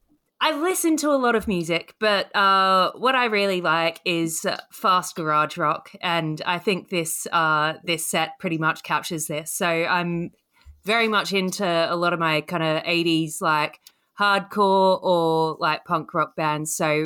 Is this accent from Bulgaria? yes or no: no; Australia; moved away as an adult; now in United Kingdom; So when I go to Australia, they think that I'm British and people know I'm Australian over here.